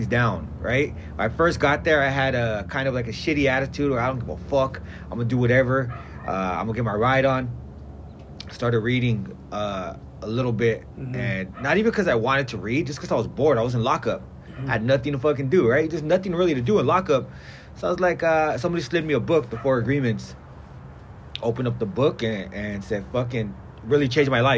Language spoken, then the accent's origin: English; El Monte, California, United States; I grew up in El Monte, California, San Gabriel Valley.